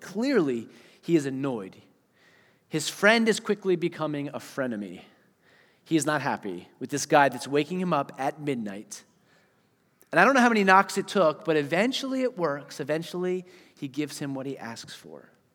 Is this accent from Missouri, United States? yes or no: no; Eastern Pennsylvania, United States; moved away; also born or lived in Wisconsin; I was from Pennsylvania, right? Eastern Pennsylvania.